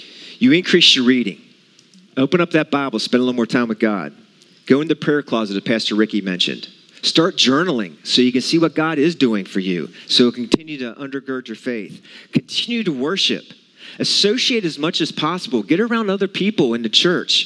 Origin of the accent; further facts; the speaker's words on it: West Virginia, United States; I'm from West Virginia